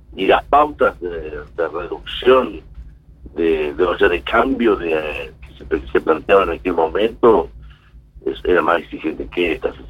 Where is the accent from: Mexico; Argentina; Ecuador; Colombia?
Argentina; como argentino